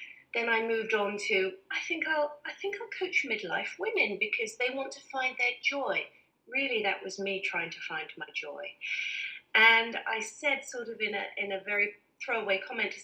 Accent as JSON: {"language": "English", "region": "England", "country": "United Kingdom", "said": "I'm very English"}